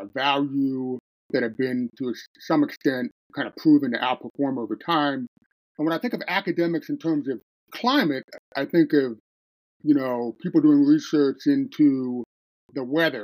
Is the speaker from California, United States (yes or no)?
no; Jersey Shore, New Jersey, United States; I grew up on the Jersey Shore, close to the beach